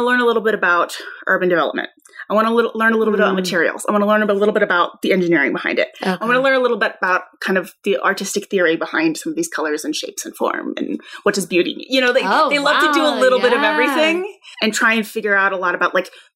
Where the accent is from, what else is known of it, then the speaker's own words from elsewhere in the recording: St. Louis, Missouri, United States; moved away as an adult; also born or lived in New Jersey / Los Angeles; I grew up in Missouri